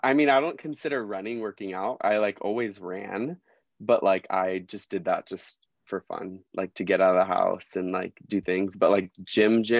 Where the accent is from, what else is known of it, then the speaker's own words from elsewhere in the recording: Southern California, United States; I'm from Southern California, born and raised, grew up 30 minutes from the beach for my whole life